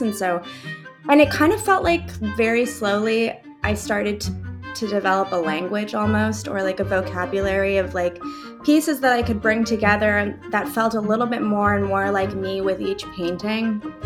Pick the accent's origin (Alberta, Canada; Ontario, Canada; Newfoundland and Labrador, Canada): Alberta, Canada; Calgary; also born or lived in Mainz, Germany; now in Toronto, Canada; I grew up in Calgary, but we moved to a lot of different neighborhoods within that city